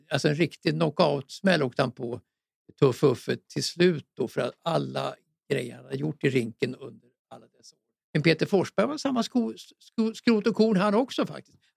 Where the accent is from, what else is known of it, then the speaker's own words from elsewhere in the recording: Stockholm, Stockholm County, Sweden; Så att jag är stockholmare också, så det ska inte vara helt omöjligt.